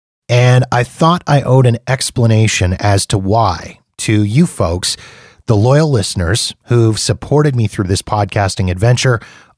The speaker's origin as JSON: {"language": "English", "country": "Canada", "said": "as a Canadian"}